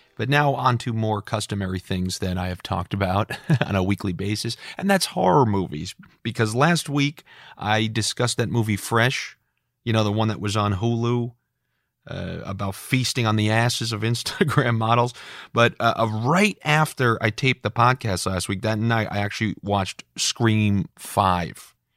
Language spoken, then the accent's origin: English; New York, United States; Growing up in New York